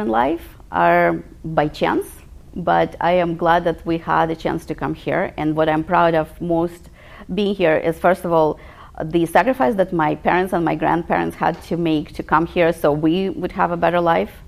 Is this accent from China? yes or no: no; Western Ukraine, Ukraine; moved away as an adult; now in United States; I grew up in the Ukraine, in the western part of the Ukraine